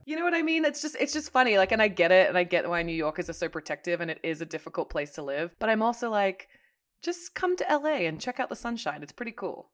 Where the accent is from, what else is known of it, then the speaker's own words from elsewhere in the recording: Hong Kong; moved away; I grew up in Hong Kong